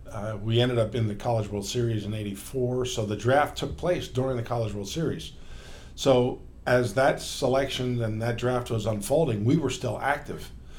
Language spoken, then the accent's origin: English; New York area, United States; growing up in the New York area, I was a big Yankee Met fan.